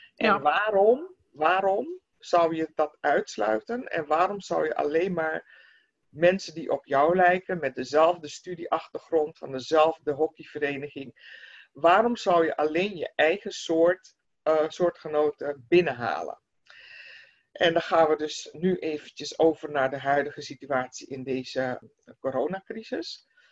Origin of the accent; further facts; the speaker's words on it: Netherlands; wij als Nederlanders